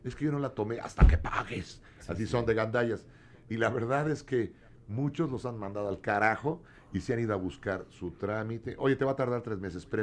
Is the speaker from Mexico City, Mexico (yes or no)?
no; Acapulco, Guerrero, Mexico; moved away; yo estudio fisioterapia, salí de Acapulco Guerrero para tener oportunidades y actualmente trabajo y estudio la Unitec Bermaza.